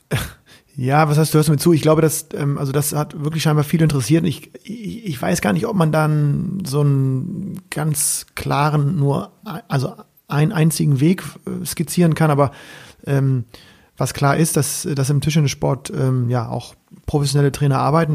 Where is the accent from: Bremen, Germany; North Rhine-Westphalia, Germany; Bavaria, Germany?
Bremen, Germany; als Bremer